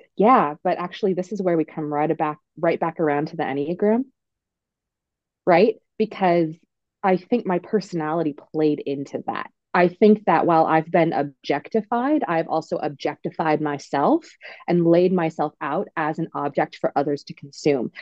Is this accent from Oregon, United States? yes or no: yes; Oregon, United States; I'm from Oregon. I'm from Oregon.